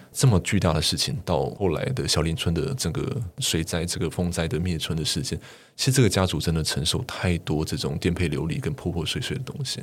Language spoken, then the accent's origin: Chinese; Tapani incident area, Tainan, Taiwan; 我们老家那个地方